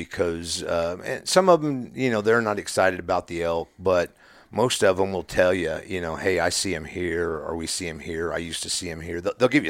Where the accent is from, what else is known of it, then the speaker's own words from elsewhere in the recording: Missouri, United States; Originally, I've lived in northwest Missouri all my life, hunted since I was a kid